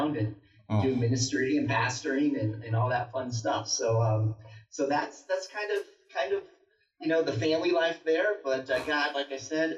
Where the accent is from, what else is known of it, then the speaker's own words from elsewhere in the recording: Naples, Florida, United States; now in Colorado Springs, United States; So I'm from Naples, Florida. That's where I grew up